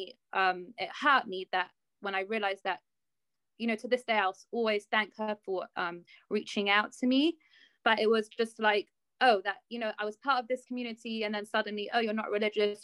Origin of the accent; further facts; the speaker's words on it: London, United Kingdom; I'm from London. I've lived here my whole life